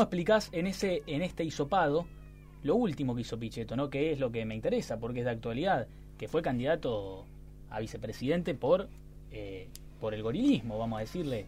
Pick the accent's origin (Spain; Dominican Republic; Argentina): Argentina; como argentinos